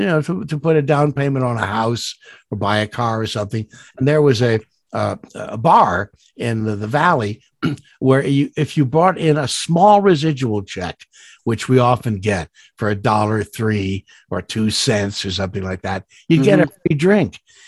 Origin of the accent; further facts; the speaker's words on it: Goshen, Indiana, United States; also born or lived in New York; I was born in Goshen, Indiana. If you move the letters around, it spells he's gone, because I am. And when we moved to New York, I would still go back every summer